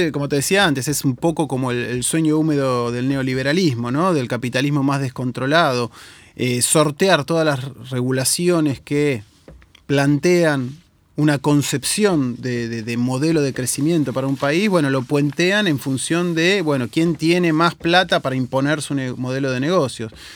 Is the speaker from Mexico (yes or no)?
no; Argentina